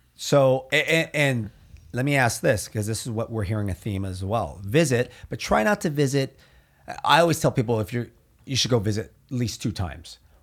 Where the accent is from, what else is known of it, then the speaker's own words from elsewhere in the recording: Orange County, Southern California, United States; we're from Southern California, we're from Orange County